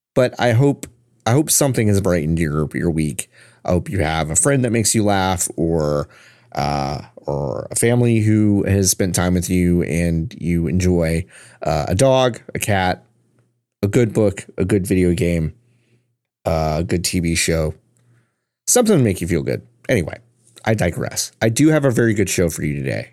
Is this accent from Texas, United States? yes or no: yes; Texas, United States; I am from Texas, native Texan